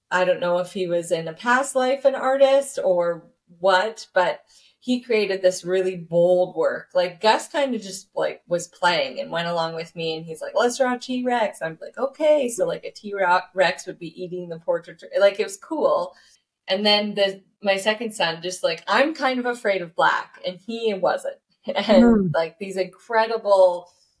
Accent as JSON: {"language": "English", "country": "Canada", "said": "I am a Canadian artist."}